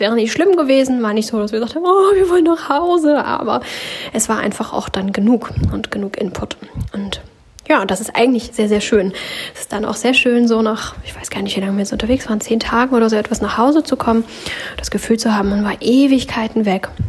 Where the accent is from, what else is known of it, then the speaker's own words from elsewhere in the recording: Germany; bei uns in Deutschland